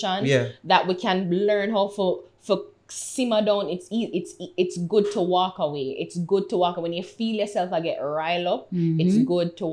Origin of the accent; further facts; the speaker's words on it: Jamaica; I'm Jamaican